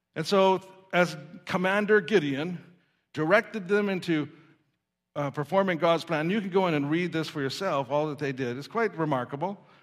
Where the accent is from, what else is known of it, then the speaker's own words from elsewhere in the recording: Saskatoon, Saskatchewan, Canada; I remember as a child growing up in Saskatoon, Saskatchewan